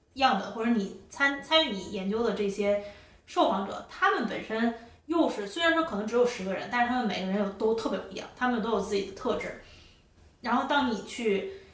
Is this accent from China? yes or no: yes; China; 我作为一个中国人